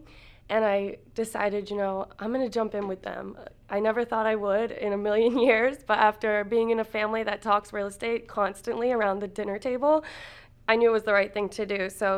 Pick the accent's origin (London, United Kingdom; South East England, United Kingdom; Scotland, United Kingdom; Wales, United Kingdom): Scotland, United Kingdom; moved away as an adult; And let's see, my background is that I came from Scotland, actually, in 2000. Our whole family lived here, came here in 2000.